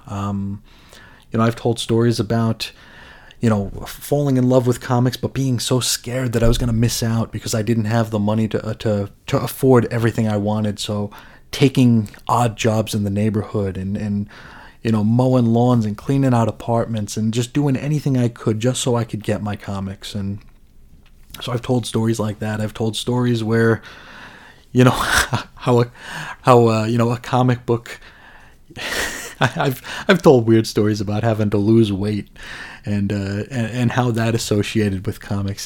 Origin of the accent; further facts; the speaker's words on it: United States; as an American